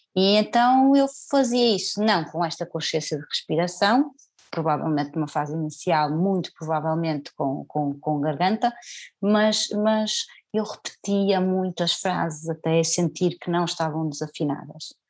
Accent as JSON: {"language": "Portuguese", "town": "Senhora da Hora", "region": "Norte", "country": "Portugal", "tie": "born or raised there", "also_born_or_lived": "Porto", "moved": "as an adult", "lives_now": "Alentejo, Portugal", "said": "ainda na Senhora da Hora, onde eu nasci, ou seja, que era, pronto, era uma terra pequena"}